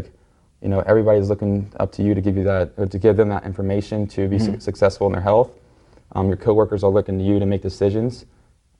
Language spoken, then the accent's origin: English; Cincinnati, Ohio, United States; moved away as an adult; now in Miami, United States; I currently live in Miami, but I was born and raised in Cincinnati, Ohio